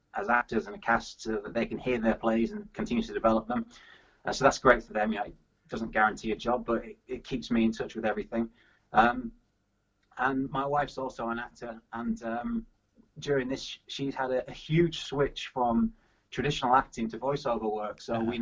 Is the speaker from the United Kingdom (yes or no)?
yes; Yorkshire and the Humber, United Kingdom; moved away as an adult; also born or lived in Loughborough / Birmingham / London; I'm a Yorkshire man from Yorkshire, and I'm, I'm back in Yorkshire now